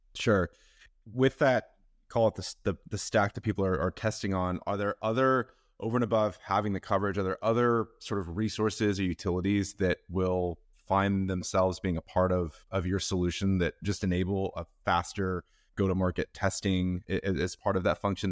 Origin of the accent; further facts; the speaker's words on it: Seattle, Washington, United States; I'm from Seattle